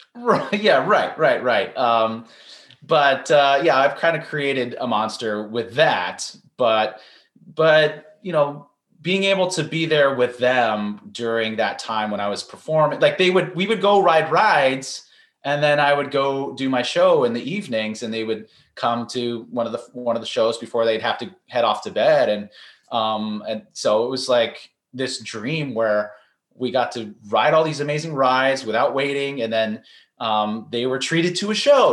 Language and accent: English; San Francisco, California, United States; I grew up in San Francisco, California